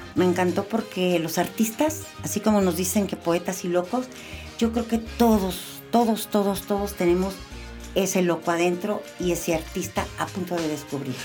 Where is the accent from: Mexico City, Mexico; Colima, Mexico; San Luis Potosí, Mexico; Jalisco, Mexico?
Jalisco, Mexico; Guadalajara; Soy nacida en Guadalajara hace 66 años. Estudié ahí la carrera de diseño gráfico en la Universidad de Guadalajara